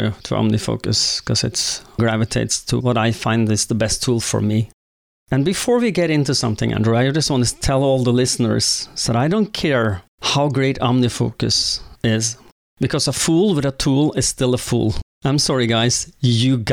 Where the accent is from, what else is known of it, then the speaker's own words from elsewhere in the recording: Oslo, Norway; also born or lived in Jessheim; I was born and raised in Oslo